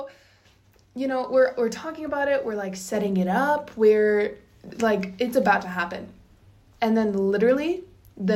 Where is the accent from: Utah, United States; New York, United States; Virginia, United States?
Utah, United States; Bountiful; I grew up in Bountiful, and it's just such a small town